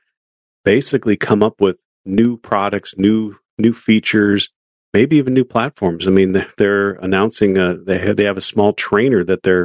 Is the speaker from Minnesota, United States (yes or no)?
yes; Duluth, Minnesota, United States; now in Florida, United States; In Duluth, Minnesota, my hometown where I was born and raised